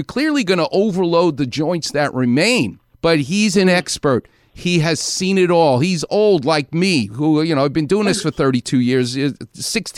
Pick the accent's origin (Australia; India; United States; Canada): United States; New York City, New York; a New Yorker like me. I'm from Far Rockaway.